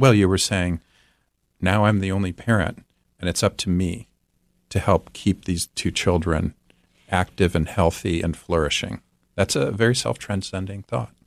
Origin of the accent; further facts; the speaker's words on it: Midwest, United States; I'm from the Midwest